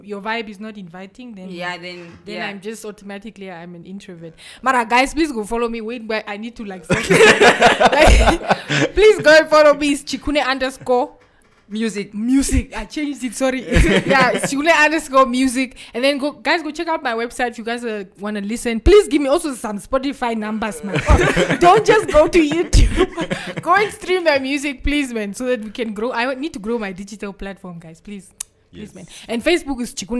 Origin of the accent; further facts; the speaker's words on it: Karibib, Erongo, Namibia; also born or lived in Usakos; I had such an amazing childhood in Karibab.